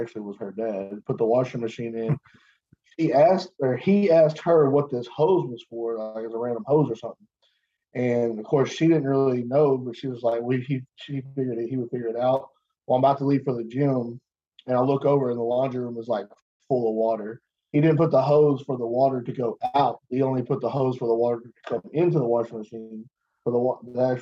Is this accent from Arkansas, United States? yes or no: yes; Arkansas, United States; I'm from Arkansas